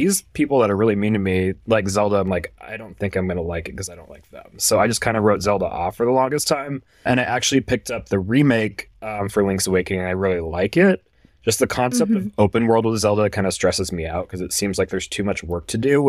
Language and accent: English; Hawaii, United States; I grew up in Hawaii, so I know a lot of the history and a lot of what went on there, because I lived there and grew up there.